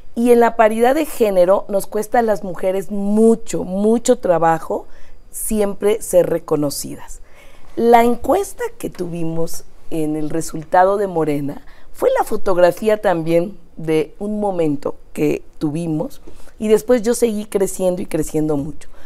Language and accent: Spanish; Mexico City, Mexico; also born or lived in Iztapalapa, Mexico City; yo nací en el Poniente, nací En, la, colonia Nativitas